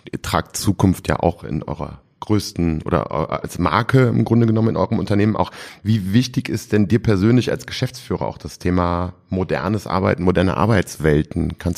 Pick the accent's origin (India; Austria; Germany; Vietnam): Germany; Rhineland; was ich als Rheinländer ja toll finde.